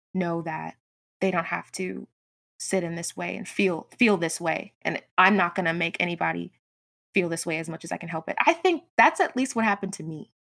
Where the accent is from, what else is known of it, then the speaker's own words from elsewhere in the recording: Georgia, United States; also born or lived in Brooklyn, New York; I was born in Brooklyn, New York, but moved to a little suburb in Georgia when I was, like, eight. I've been here ever since.